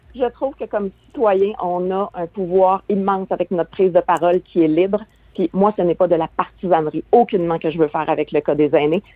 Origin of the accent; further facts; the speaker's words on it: Quebec, Canada; chez nous au Québec